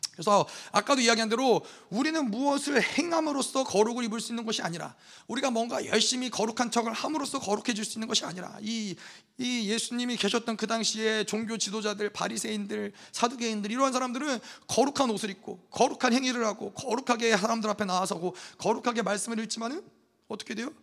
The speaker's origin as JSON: {"language": "Korean", "country": "South Korea", "tie": "born or raised there", "moved": "yes", "lives_now": "United States", "said": "저 같은 경우는 한국에서 태어났어요. 한국 사람이에요. 근데 미국에 시민권이 있어요."}